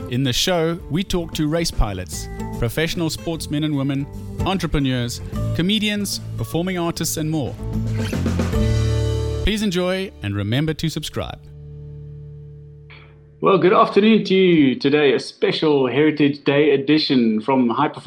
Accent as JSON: {"language": "English", "town": "Cape Town", "region": "Western Cape", "country": "South Africa", "tie": "born or raised there", "said": "growing up in Cape Town um, my father lived overseas and we traveled quite a bit as my sister and I visiting."}